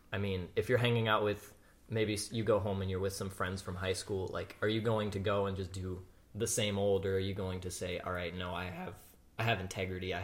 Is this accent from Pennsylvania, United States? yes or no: yes; Pennsylvania, United States; now in Wyoming, United States; I grew up in Pennsylvania, live in Wyoming